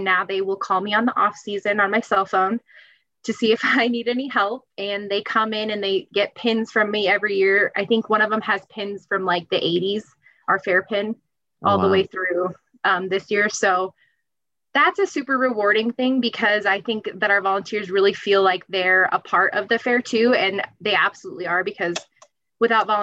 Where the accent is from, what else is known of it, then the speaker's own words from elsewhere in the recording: Adams County, Colorado, United States; I ran for the Adams County Fair Queen in 2011